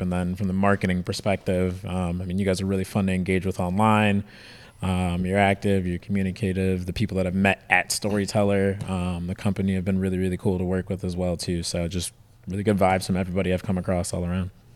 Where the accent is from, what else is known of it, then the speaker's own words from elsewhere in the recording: Detroit, Michigan, United States; now in San Diego, United States; I moved here from Detroit, so Detroit's the Motor City, so everybody's into cars. Everybody's dad, grandpa has a race car in their garage, so that's just all I grew up around